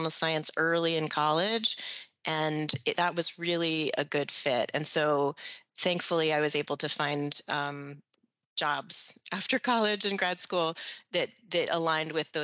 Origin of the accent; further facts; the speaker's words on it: Sarasota, Florida, United States; also born or lived in Washington, D.C.; I grew up in Sarasota, like you